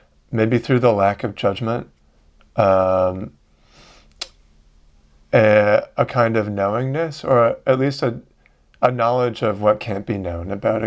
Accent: Vancouver, British Columbia, Canada; I grew up in Vancouver in Canada.

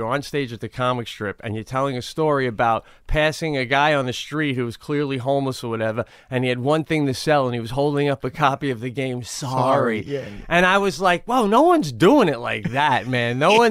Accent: New York, United States; Long Island.

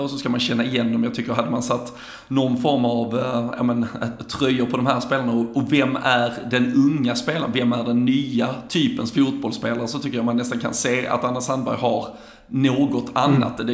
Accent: Sweden; som en svensk

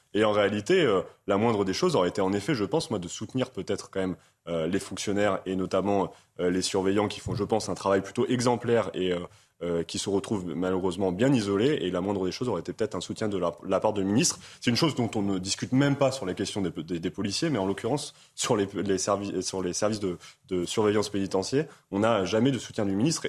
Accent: Amiens, Hauts-de-France, France; Moi, je suis originaire d'Amiens

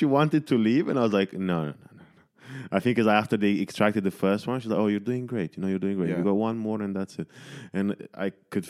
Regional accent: Manchester, North West England, United Kingdom; because I came from Manchester and like there were none.

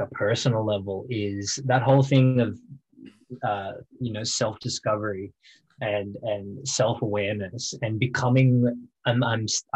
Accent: Wollongong, New South Wales, Australia; also born or lived in Albion Park; I grew up playing bars in Wollongong and singing in cafes and busking

